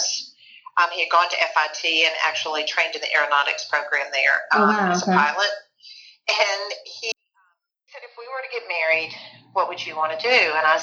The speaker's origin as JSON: {"language": "English", "town": "Memphis", "region": "Tennessee", "country": "United States", "tie": "born or raised there", "said": "I grew up in Memphis, Tennessee. I still live here."}